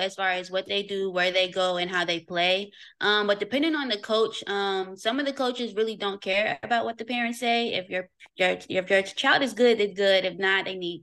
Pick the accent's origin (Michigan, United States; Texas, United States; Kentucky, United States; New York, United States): Kentucky, United States; Louisville; now in Atlanta, United States; I'm born and raised in Louisville, Kentucky